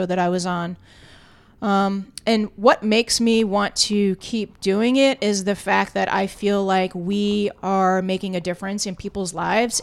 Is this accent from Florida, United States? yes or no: yes; South Florida, United States; I grew up in South Florida, spent a lot of time down in, in Key West